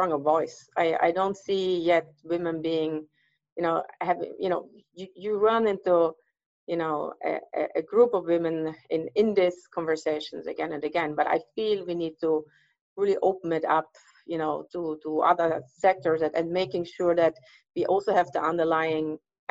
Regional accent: Graz, Styria, Austria; now in California, United States; where I grew up in Austria, in Styria

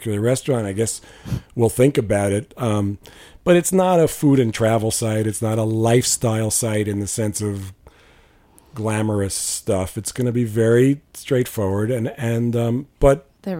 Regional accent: New York, United States; I grew up in New York

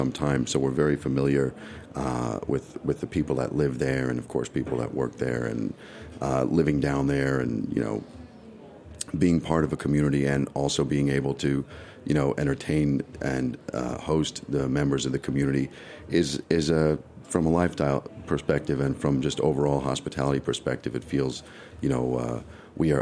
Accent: New York City, New York, United States; as a New Yorker and growing up on First Avenue in the 50s

